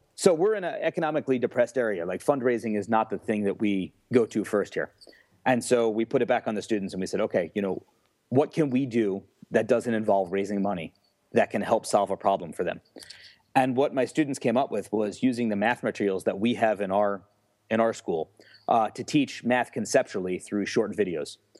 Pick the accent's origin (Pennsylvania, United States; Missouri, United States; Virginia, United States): Pennsylvania, United States; Newfoundland; also born or lived in New York / Mesa, Arizona; in Newfoundland, like I said, is a small rural area